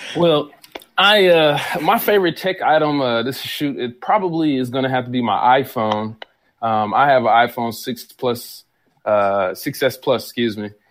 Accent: Atlanta, Georgia, United States; now in Nashville, United States; I was born here in Nashville, raised in Atlanta, Georgia, back in Nashville

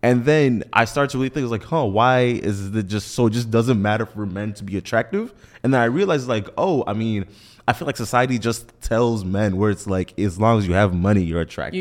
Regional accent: Nigeria; being Nigerian

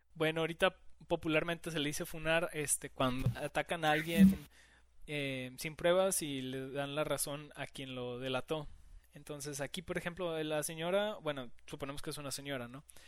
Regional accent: Mexico; no lo celebramos aquí en México

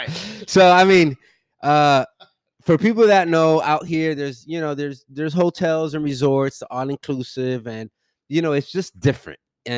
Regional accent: Miami, Florida, United States; also born or lived in Dominican Republic; now in Cabarete, Dominican Republic; I'm originally from Miami, and I live in Dominican Republic.

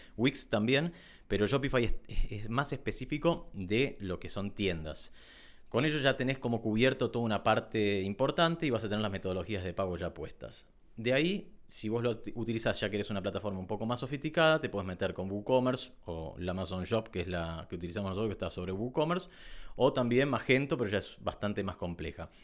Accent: Argentina; En Argentina tenemos ciertos impuestos

